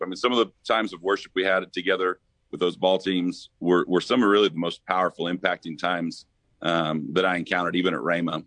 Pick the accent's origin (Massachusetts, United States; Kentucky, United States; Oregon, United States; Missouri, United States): Missouri, United States; moved away as an adult; went back to Missouri. Ended up working with the church there back in my hometown for two years